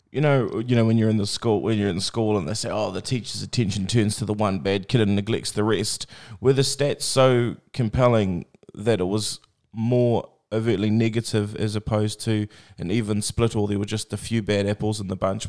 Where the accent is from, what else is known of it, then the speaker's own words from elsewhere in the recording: Tokoroa, Waikato, New Zealand; I grew up in Tukwara, so it was the mill